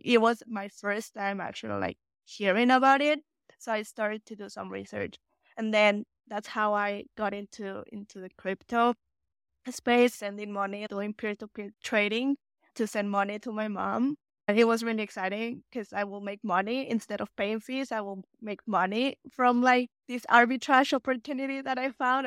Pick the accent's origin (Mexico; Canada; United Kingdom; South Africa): Mexico; English is a second language; moved away as an adult; now in United States